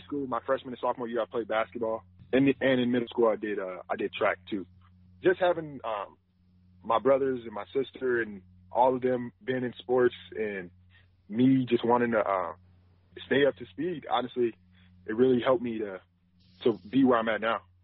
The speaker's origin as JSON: {"language": "English", "region": "Wisconsin", "country": "United States", "tie": "born or raised there", "said": "I grew up in Wisconsin"}